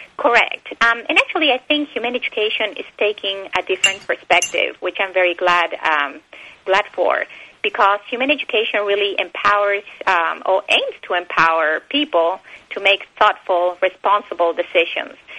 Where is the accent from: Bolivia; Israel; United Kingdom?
Bolivia; English is a second language; also born or lived in Argentina / Texas, United States; now in United States; I was born in Bolivia, but I lived um, my childhood years in Bolivia and Argentina.